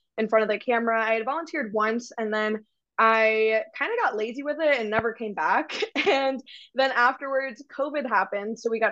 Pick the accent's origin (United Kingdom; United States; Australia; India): United States; Frisco, Texas; I'm from Frisco, which is in the Dallas area